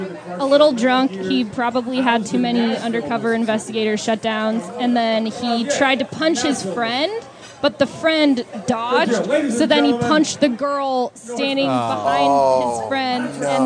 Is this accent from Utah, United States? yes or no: no; San Diego, California, United States; moved away as an adult; now in Petaluma, United States; I'm from San Diego, but I came up here to go to Sonoma State, and then I graduated, and then just moved to Petaluma